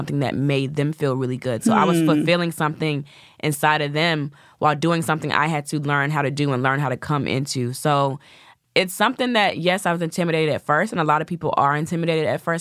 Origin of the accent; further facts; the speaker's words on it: the South, United States; I'm from the South. So I have the sweet Southern Belle thing